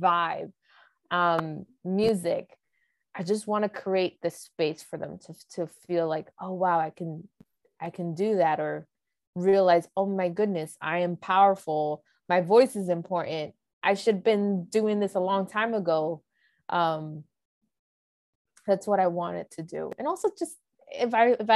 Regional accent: United States; My story as a American born, background as a Dominican

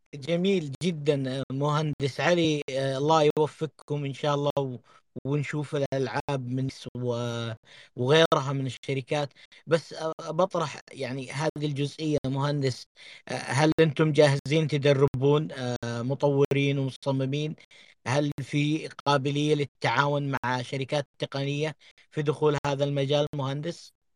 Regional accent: Saudi Arabia; لنا كسعوديين

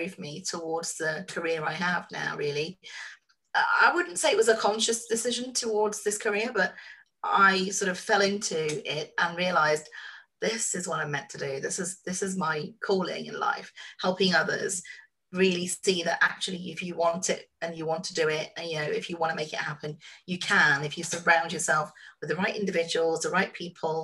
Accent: Bahrain; I am originally from the Middle East. I was born in a small country called Bahrain

